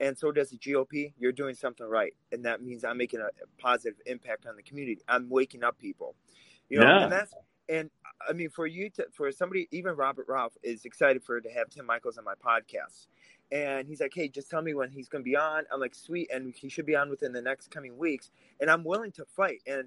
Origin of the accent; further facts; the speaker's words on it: Russia; now in Wisconsin, United States; I grew up in Russia. I grew up under communism.